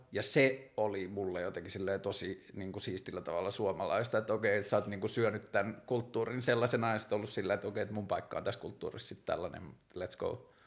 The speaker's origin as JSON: {"language": "Finnish", "town": "Tornio", "region": "Lapland", "country": "Finland", "tie": "born or raised there", "said": "mä oon kasvanut pikkukaupungissa, mä oon kasvanut siellä Torniossa"}